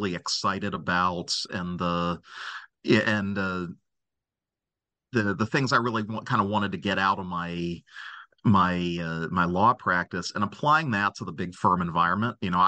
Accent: Cincinnati, Ohio, United States; practicing law in my hometown. I'm from Cincinnati

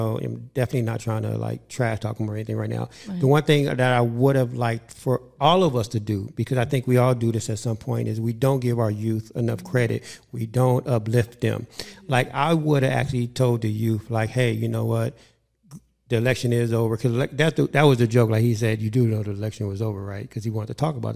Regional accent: Inglewood, California, United States; I grew up with Dwayne in Inglewood

